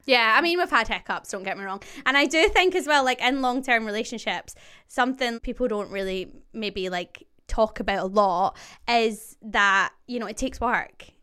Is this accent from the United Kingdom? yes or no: yes; just outside Glasgow, Scotland, United Kingdom; now in London, United Kingdom; I'm obviously Scottish. I am from just outside Glasgow, and I now live in London.